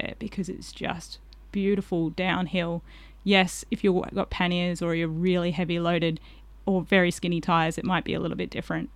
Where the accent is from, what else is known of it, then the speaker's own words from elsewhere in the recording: Collie, Western Australia, Australia; I did a little bit of growing up in Collie, so I knew that area quite well